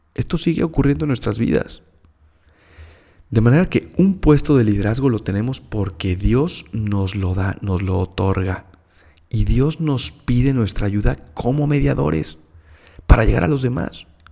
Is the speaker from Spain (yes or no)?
no; Mexico City, Mexico; moved away as an adult; also born or lived in Monterrey, Mexico; now in Hermosillo, Mexico; Soy de la Ciudad de México